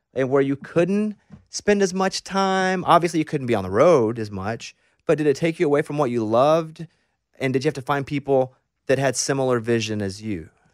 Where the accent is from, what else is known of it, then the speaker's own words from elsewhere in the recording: Mountain Pine, Arkansas, United States; growing up in Mountain Pine, Arkansas